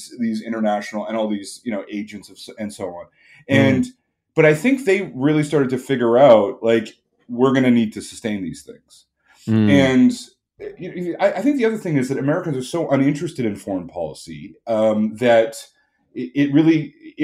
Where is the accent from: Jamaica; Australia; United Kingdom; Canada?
Canada; I'm Canadian